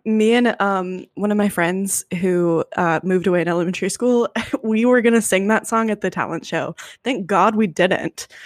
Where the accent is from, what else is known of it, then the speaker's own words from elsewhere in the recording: United States; my limited view as an American, and maybe that's just how I was raised